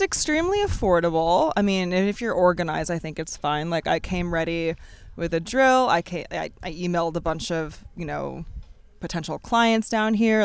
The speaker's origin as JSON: {"language": "English", "region": "Florida", "country": "United States", "tie": "born or raised there", "also_born_or_lived": "Wisconsin / Atlanta", "moved": "as an adult", "lives_now": "New York, United States", "said": "I was born in Wisconsin, raised in Florida."}